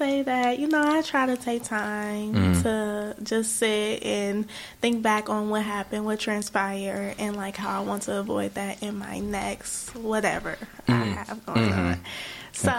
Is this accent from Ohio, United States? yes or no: yes; Cincinnati, Ohio, United States; I'm from Cincinnati, Ohio.